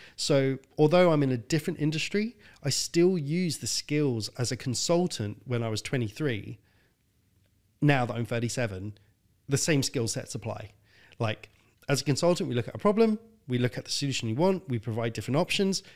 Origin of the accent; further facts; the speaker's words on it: London, United Kingdom; I was born in North London in a council estate. My dad left when I was five. My mum died when I was fifteen.